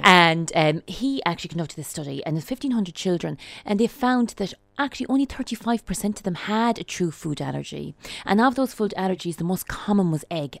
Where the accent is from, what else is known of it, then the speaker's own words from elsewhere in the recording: Sligo, Connacht, Ireland; I'm from Sligo